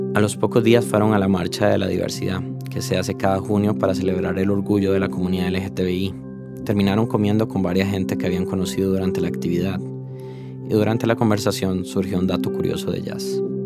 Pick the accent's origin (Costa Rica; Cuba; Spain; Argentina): Costa Rica; como tico que soy